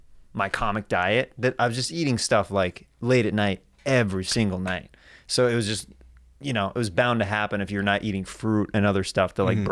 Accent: Kansas, United States

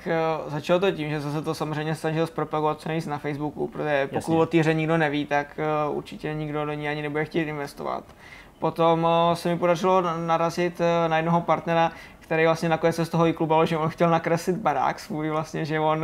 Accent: Hořice, Hradec Králové Region, Czechia; našeho závodu, který se, který se jezdí u nás v Hořicích

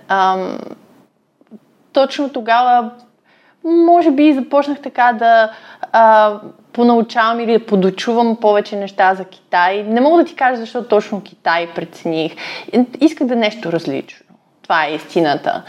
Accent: Ruse, Ruse Province, Bulgaria; moved away as an adult; also born or lived in Russia / China / Hong Kong; аз съм родом от Русе

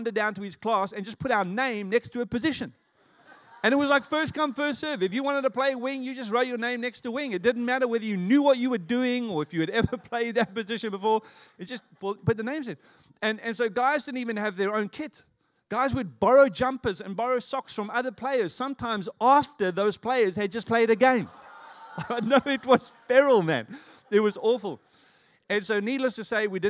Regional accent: South Africa; moved away; I was growing up in South Africa

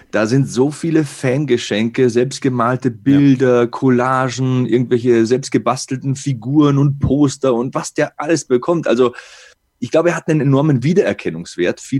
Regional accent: Bavaria, Germany; accent: Bavarian; Ich habe ja selbst einen bayerischen Akzent

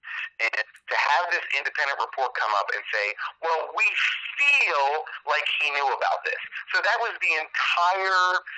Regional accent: New England, United States; I grew up in New England

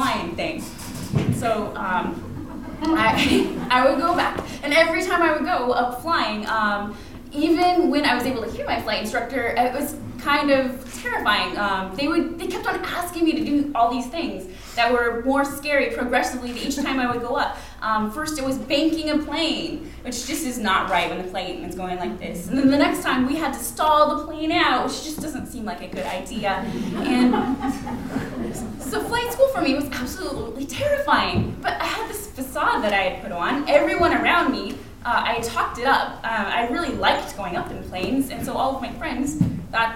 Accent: Anchorage, Alaska, United States; Growing up in Anchorage, Alaska, it was pretty common to have pilots around

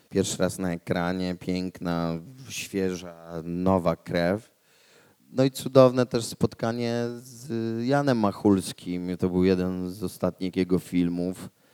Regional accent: Łódź, Łódź Voivodeship, Poland; Ja jestem z Łodzi

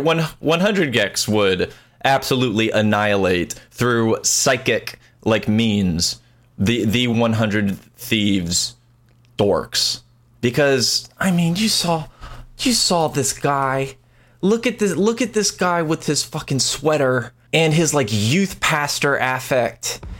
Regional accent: United States; I don't know if people can hear by my disgusting accent, but I'm an American

